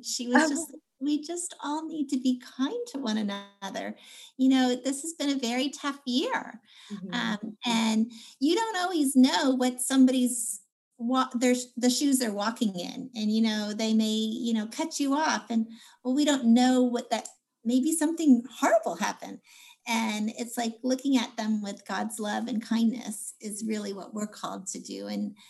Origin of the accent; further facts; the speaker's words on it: New York, United States; also born or lived in Cape Cod; now in Houston, United States; I'm from actually originally New York, but most recently from Cape Cod.